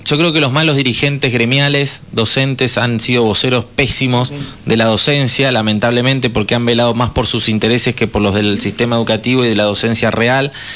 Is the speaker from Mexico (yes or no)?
no; Argentina; Nos hicimos argentinos viniendo de la migración, viniendo de los pueblos originarios